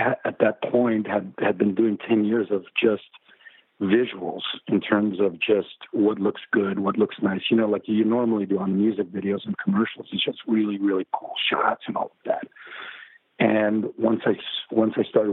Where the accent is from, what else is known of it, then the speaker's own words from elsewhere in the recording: Mexico; moved away; also born or lived in Mexico City; I grew up in Mexico